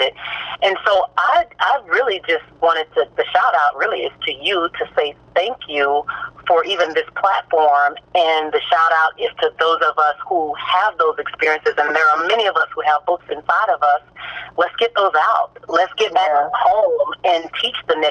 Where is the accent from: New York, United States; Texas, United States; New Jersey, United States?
Texas, United States; Corsicana; I'm from Corsicana